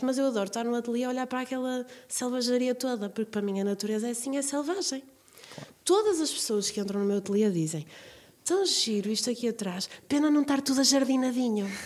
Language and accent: Portuguese; Braga, North, Portugal; quando eu era pequena, vivia aqui em Braga